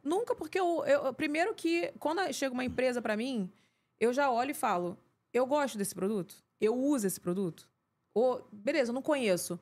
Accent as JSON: {"language": "Portuguese", "area": "Pavuna", "region": "Rio de Janeiro", "country": "Brazil", "said": "eu sou uma garota normal que vim da Pavuna"}